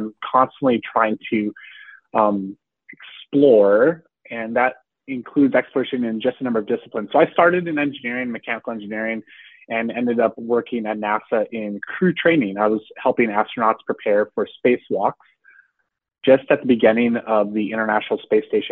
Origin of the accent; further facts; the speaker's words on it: North Dakota, United States; now in Houston, United States; I grew up in North Dakota, pretty much as far from Texas as you can get, almost all the way to the Canadian border